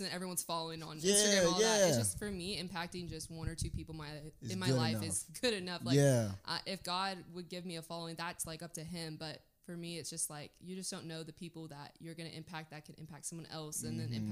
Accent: Waco, Texas, United States; now in Dallas, United States; I'm from Waco

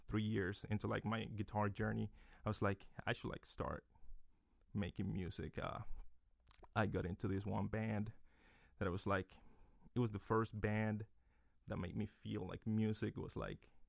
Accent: Dominican Republic; now in Lehigh Valley, United States; I'm from the Dominican Republic

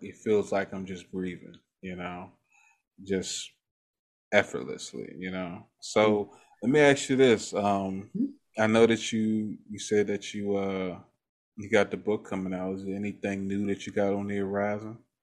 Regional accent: Maryland, United States; I grew up in Maryland

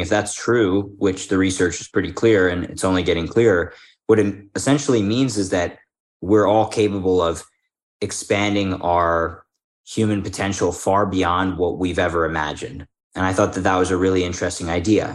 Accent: Philadelphia, Pennsylvania, United States; moved away; I'm from Philadelphia originally

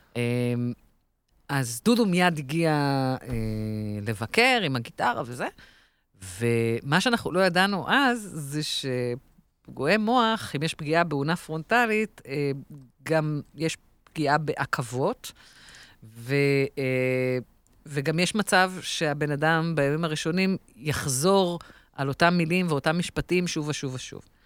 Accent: Israel; אנחנו כישראלים

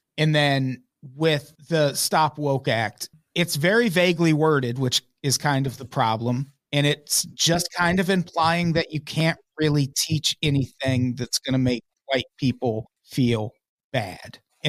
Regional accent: Peoria, Illinois, United States; Peoria, Illinois

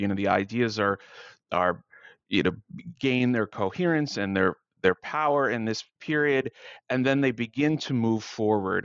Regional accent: United States; as an American

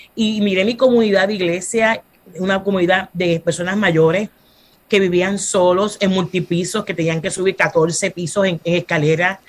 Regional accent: Fajardo, Puerto Rico; also born or lived in Bronx, New York, United States / Luquillo, Puerto Rico / Santurce, Puerto Rico; soy una mujer que nací en Estados Unidos, en Nueva York, en el Bronx, y de pequeña mis padres se mudaron para acá, para Puerto Rico, y me crié en el pueblo de Fajardo hasta mi edad de 20 años

